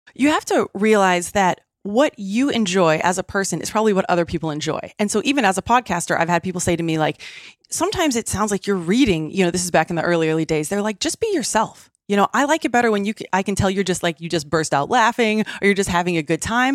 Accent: Midwest, United States; now in San Diego, United States; I grew up in the Midwest

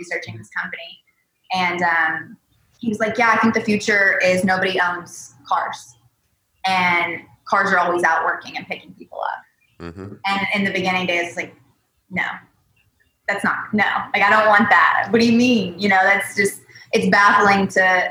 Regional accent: the South, United States; moved away as an adult; now in California, United States; I am a Southerner

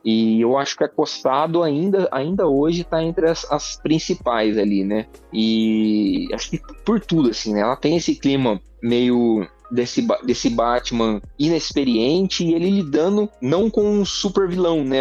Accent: Barretos, São Paulo, Brazil; eu sou eu sou de Barretos

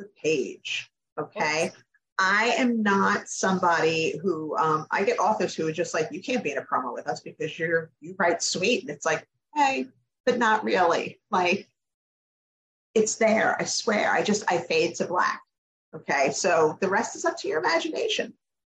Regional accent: Long Island, New York, United States; now in North Carolina, United States; I grew up on Long Island, so, like, there were beaches within, like, 10 minutes of me, like, almost my entire life. And when we moved to North Carolina

